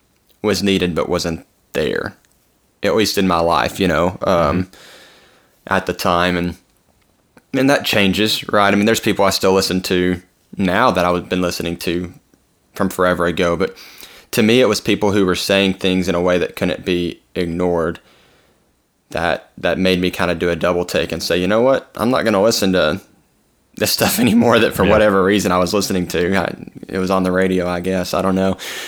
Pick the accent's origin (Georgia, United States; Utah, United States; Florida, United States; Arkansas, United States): Arkansas, United States; some of the stuff I grew up around, and we're from Arkansas, like, country music was always around.